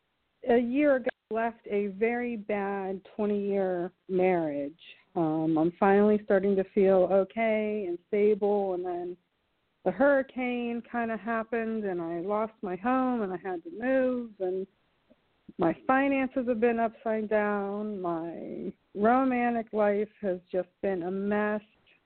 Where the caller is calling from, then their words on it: South Carolina, United States; I'm calling from South Carolina.